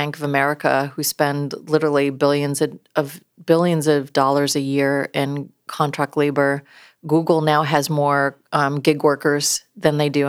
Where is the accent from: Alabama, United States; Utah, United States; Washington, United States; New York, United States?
New York, United States; upstate; moved away; I grew up in New York, upstate New York, very blue collar, right?